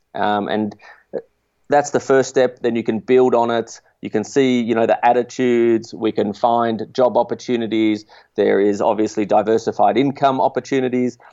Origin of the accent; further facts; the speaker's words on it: Australia; as an Australian